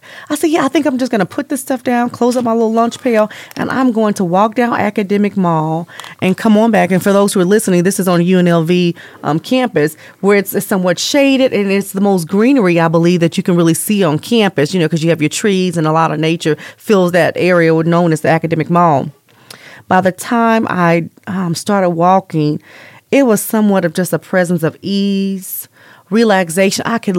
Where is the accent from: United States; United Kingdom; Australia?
United States; East Coast; now in Las Vegas, United States; So I came from the East Coast and lived there for several years, and I had a lot of nature trails and just engulfing myself.